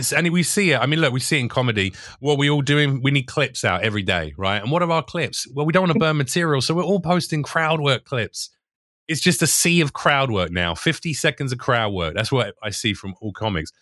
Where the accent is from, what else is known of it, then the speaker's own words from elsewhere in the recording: United Kingdom; moved away as an adult; now in United States; I'm British